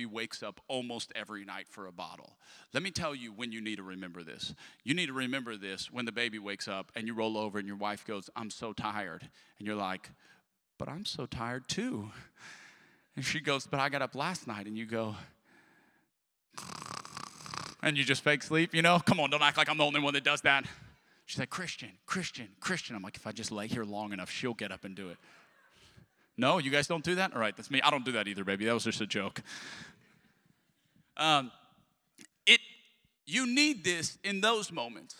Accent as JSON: {"language": "English", "town": "Lafayette", "region": "Louisiana", "country": "United States", "moved": "yes", "said": "I'm from Lafayette, Louisiana."}